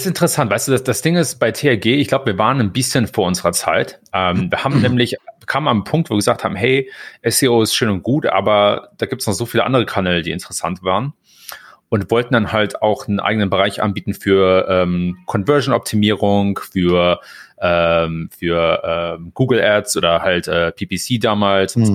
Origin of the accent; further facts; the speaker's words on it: Germany; moved away as an adult; also born or lived in Hamburg; now in United States; als Deutscher